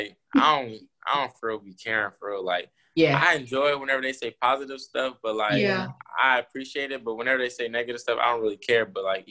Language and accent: English; Missouri, United States; I'm from Missouri. I'm a 16-year-old entrepreneur.